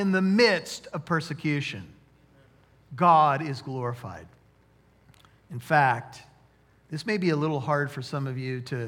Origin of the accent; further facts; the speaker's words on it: United States; as American Christians